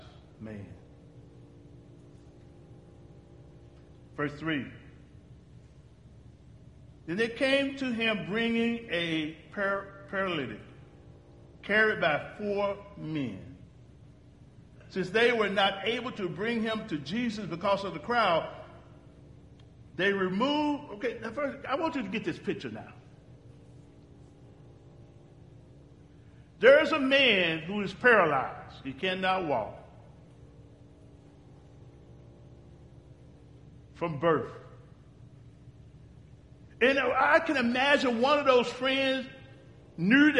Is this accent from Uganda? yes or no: yes; Uganda; And we're from Uganda